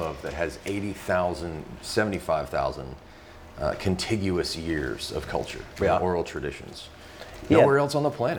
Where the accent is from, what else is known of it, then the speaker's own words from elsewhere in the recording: Mobile, Alabama, United States; But I grew up in Mobile